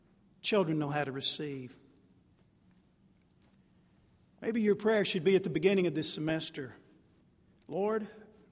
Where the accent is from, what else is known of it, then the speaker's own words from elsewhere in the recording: Jacksonville, Texas, United States; moved away as an adult; I'm from Jacksonville, Texas. That's behind the Pine Curtain. I eventually had to wander out of the piney woods